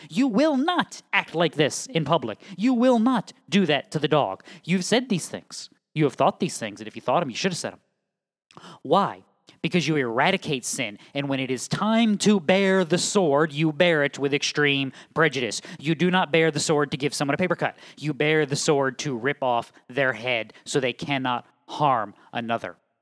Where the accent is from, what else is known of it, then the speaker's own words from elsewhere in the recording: New England, United States; moved away as an adult; also born or lived in Southeastern United States; now in Midwest, United States; I was born and raised in New England